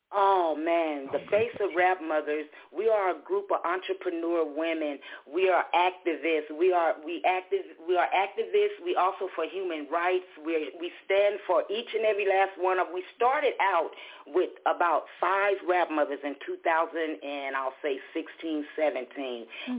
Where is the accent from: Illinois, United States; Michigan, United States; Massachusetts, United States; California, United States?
California, United States; Los Angeles; I'm just a little lady born and raised in South Central LA here in California.